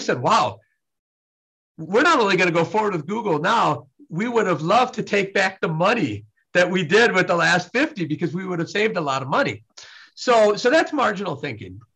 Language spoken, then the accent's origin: English; Wisconsin, United States; I was raised in Wisconsin